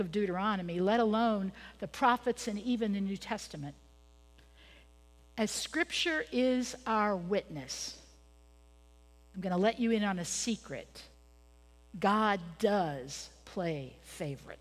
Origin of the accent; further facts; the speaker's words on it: Pennsylvania, United States; moved away as an adult; I was born in Pennsylvania